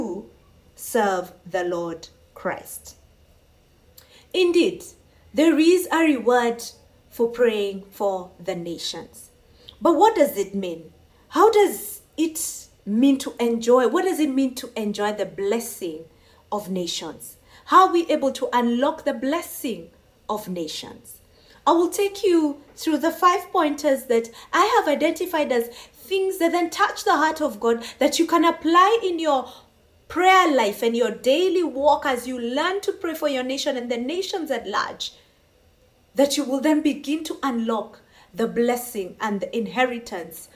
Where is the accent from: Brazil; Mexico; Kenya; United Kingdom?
Kenya; I come from Kenya and I do take time to pray for my nation